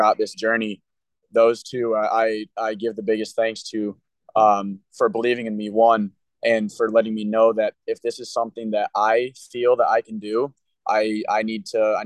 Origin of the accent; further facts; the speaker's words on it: Illinois, United States; got an offer from the school that I would be able to represent my home state